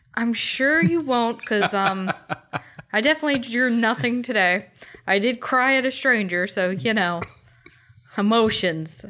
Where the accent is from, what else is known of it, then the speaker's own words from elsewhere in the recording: United States; I grew up in America.